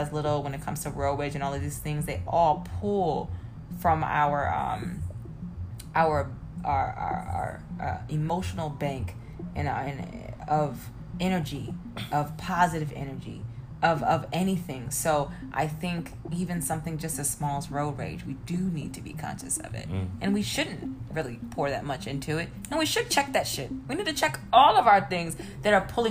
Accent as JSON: {"language": "English", "town": "Atlanta", "region": "Georgia", "country": "United States", "tie": "born or raised there", "said": "I was raised on the South Side of Atlanta"}